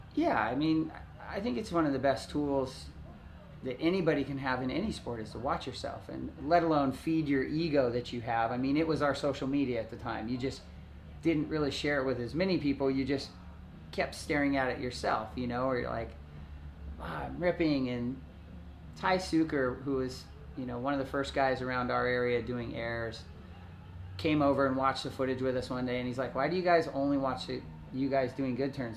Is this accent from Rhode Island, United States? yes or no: no; Hermosa Beach, California, United States; growing up in Hermosa Beach